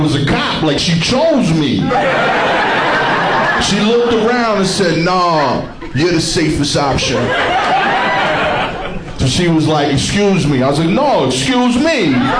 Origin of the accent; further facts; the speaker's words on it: Brooklyn, New York, United States; I'm from East New York, Brooklyn. That is not the appropriate response. For those of you that haven't been to East New York before, keep it that way.